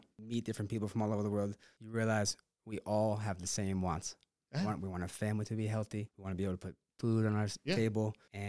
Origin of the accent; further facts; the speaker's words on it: Rockaway, New York, United States; I remember thinking about growing up in Rockaway. I mean, we had scoreboards, we had jerseys, picture day, and we never had to worry about umpiring or equipment.